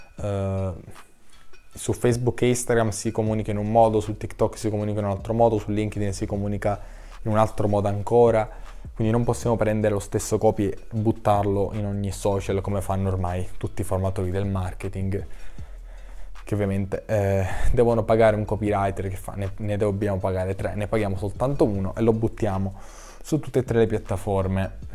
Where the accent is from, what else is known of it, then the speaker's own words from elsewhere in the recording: Sicily, Italy; accent: Sicilian; anch'io parlo con l'accento, date le mie origini ecco siciliane